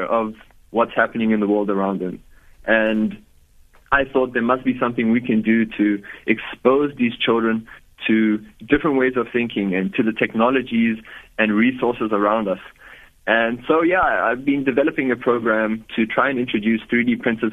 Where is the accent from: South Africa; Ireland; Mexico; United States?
South Africa; Johannesburg, Gauteng; So I was born in Johannesburg, and I've lived there my whole life, born and raised in South Africa